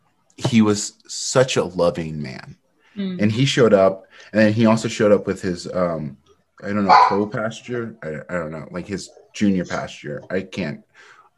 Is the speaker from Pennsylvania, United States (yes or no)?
no; Eastern Washington, United States; also born or lived in Utah / California / North Carolina; I grew up in Eastern Washington, where there's not a lot of diversity